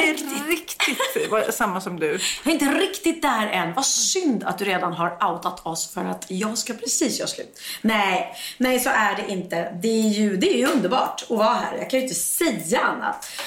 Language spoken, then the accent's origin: Swedish; Lagnö, Stockholm County, Sweden; mitt barndomshem. Mm. Där jag är uppvuxen i skärgården